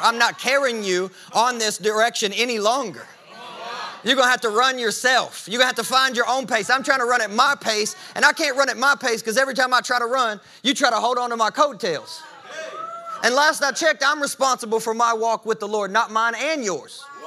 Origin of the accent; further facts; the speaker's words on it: the South, Southern United States, United States; I'm, I'm a Southerner